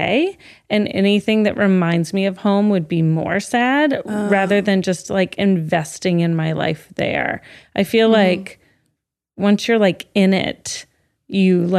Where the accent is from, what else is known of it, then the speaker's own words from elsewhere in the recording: Tennessee, United States; moved away as an adult; also born or lived in Vermont; I'm from Tennessee.